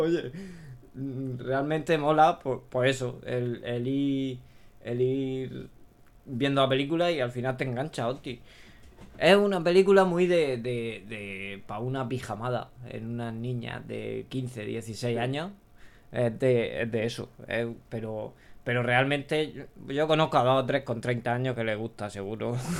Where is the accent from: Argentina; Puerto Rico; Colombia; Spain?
Spain; Region of Murcia; como somos los murcianos